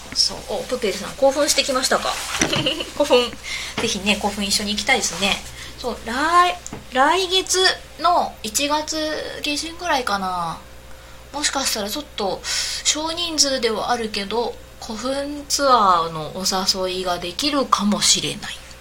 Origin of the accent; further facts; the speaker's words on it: southern Osaka, Japan; accent: Kansai dialect; moved away; 大阪の南の方の出身